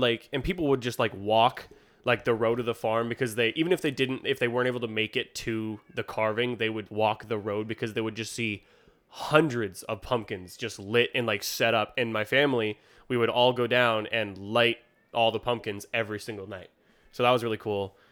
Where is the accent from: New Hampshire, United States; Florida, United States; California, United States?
New Hampshire, United States; Warner; my hometown, Warner